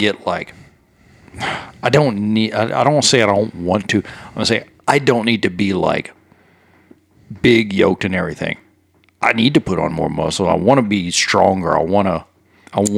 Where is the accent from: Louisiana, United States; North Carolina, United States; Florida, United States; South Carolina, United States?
Louisiana, United States; Cajun; I'm a Cajun.